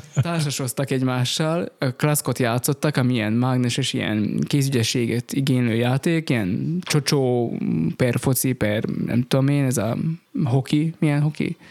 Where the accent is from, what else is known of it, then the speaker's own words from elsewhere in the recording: Rimavská Sobota, Banská Bystrica Region, Slovakia; én Rimaszombati vagyok eredetileg is, és itt konfirmáltam